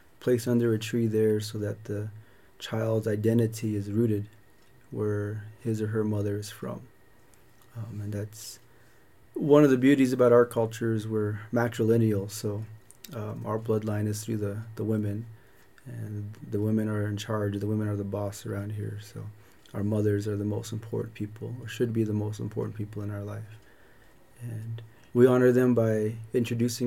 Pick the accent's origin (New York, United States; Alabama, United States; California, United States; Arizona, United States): Arizona, United States; Chinle; also born or lived in Alamo, New Mexico; I was born here in Chinle and raised in Canyon de Chelly, and currently reside with my father and my grandmother on the Canyon Rim.